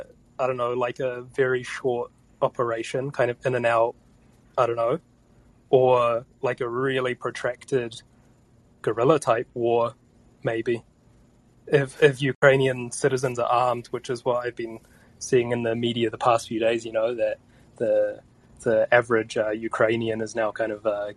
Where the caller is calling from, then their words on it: New Zealand; I'm calling from New Zealand.